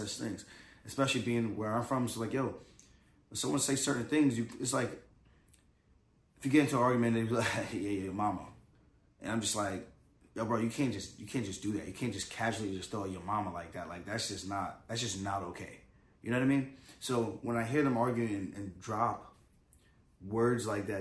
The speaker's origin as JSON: {"language": "English", "area": "Long Island", "region": "New York", "country": "United States", "said": "I'm from Long Island"}